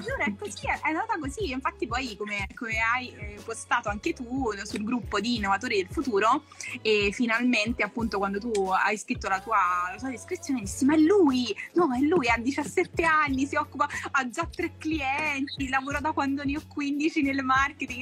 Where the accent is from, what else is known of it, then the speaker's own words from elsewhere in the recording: Naples, Campania, Italy; moved away; amici storici comunque eh, che ho conosciuto al liceo sono ancora persone che sento, che comunque con cui condivido quando torno giù a Napoli